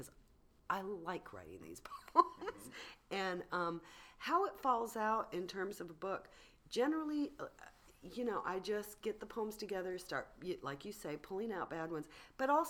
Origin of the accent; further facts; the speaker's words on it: San Diego, California, United States; I grew up in San Diego